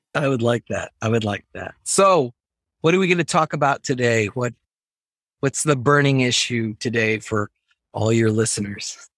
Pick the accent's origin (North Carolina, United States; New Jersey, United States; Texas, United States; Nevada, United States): Texas, United States; Laredo; born or raised there; moved away as an adult; also born or lived in Ithaca, New York